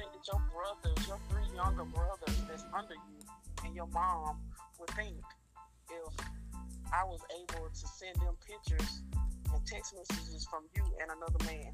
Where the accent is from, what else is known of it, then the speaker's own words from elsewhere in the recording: Statesboro, Georgia, United States; I'm originally from Statesboro, Georgia